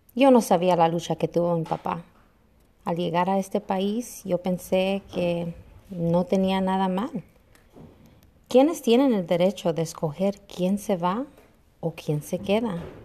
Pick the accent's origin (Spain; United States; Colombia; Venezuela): United States; also born or lived in Mexico (parents); Yo me identifico como una chicana porque eso me dijeron. Fui nacida aquí, pero mis padres son de México